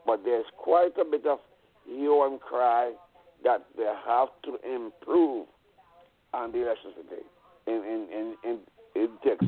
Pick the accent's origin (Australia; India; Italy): India; I'm from India. I was there.